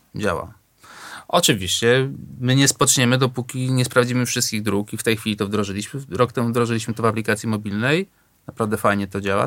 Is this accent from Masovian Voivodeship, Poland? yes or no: yes; Warsaw, Masovian Voivodeship, Poland; ja się wychowałem na Natolinie, na Ursynowie